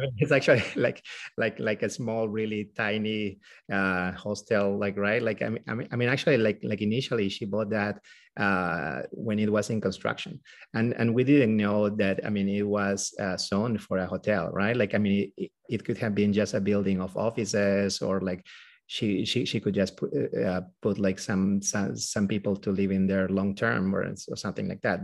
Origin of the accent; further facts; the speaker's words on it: Peru; moved away as an adult; now in United States; we both are from Peru. We're from South America. Uh, we were born there and, uh, we, um, did also, I mean, like, all our school and medical school over there